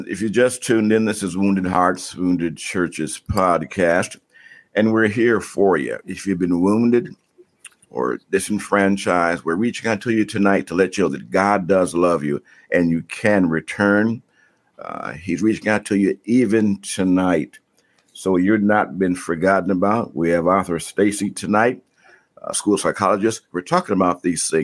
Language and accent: English; Detroit, Michigan, United States; I'm from Detroit